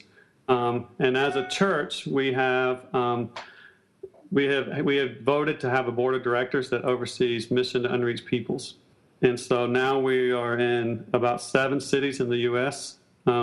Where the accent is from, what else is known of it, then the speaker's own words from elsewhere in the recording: South Carolina, United States; moved away as an adult; also born or lived in Southeast Asia; now in New York City, United States; I'm from South Carolina originally